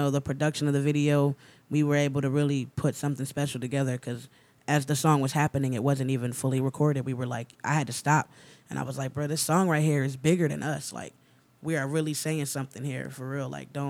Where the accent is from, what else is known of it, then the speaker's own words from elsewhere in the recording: New Jersey, United States; moved away as an adult; also born or lived in Orlando; I'm from New Jersey.